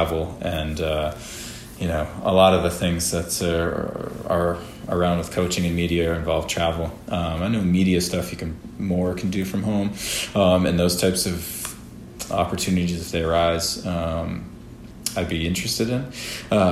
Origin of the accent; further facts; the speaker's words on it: Rhode Island, United States; moved away; growing up in Rhode Island, a bunch of my family still living there